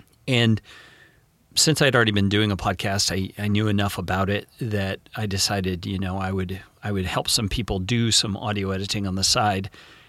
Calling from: Tucson, Arizona, United States; I currently don't have a home. I own an RV and we travel in our RV. And so we are calling from Tucson today, Tucson, Arizona.

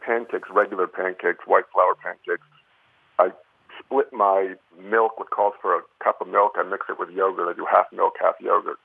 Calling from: Pennsylvania, United States; I'm calling from Pennsylvania

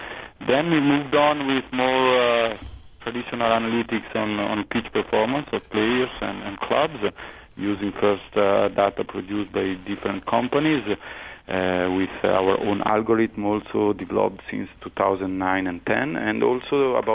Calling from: Neuchâtel, Switzerland; Yeah, I'm in Switzerland, in the French-speaking part of Switzerland, in Neuchâtel.

